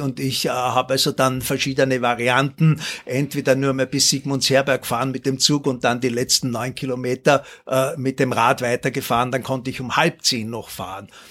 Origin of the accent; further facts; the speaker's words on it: Linz, Upper Austria, Austria; moved away; also born or lived in Schärding / Waldviertel; ich bin in Scherding geboren und in Linz dann aufgewachsen